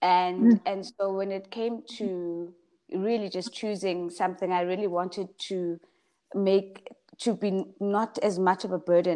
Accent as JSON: {"language": "English", "town": "Pietermaritzburg", "region": "KwaZulu-Natal", "country": "South Africa", "tie": "born or raised there", "moved": "as an adult", "said": "I'm from Pietermaritzburg, so from KZN, and I come from a family of girls"}